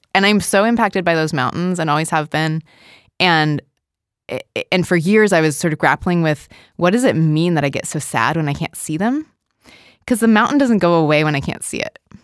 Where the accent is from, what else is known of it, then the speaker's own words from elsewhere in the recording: Portland, Oregon, United States; I grew up in Portland, Oregon